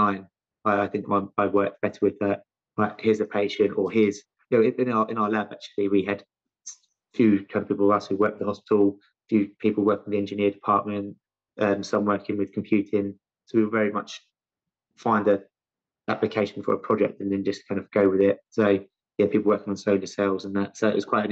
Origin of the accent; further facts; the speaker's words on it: London, United Kingdom; also born or lived in Loughborough; originally from my accent, you can tell I'm from London, specifically South London